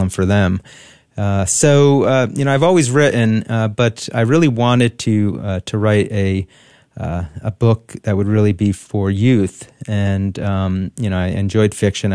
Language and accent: English; New Jersey, United States; I grew up in New Jersey, Catholic family